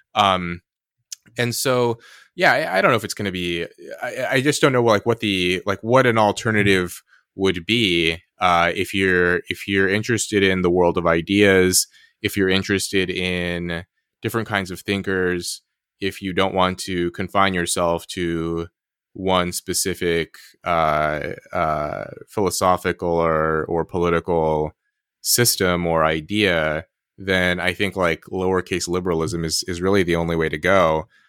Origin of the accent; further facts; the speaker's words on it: United States; I'm American